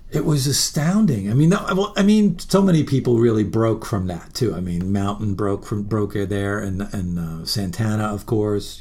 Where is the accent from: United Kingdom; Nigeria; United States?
United States; New York City, New York; I was born in Jamaica, Queens, and it's all part of Queens.